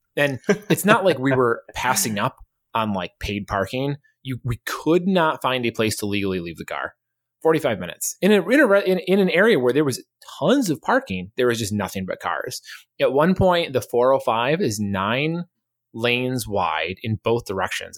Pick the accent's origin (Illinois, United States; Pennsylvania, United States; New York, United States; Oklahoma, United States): New York, United States; I'm from New York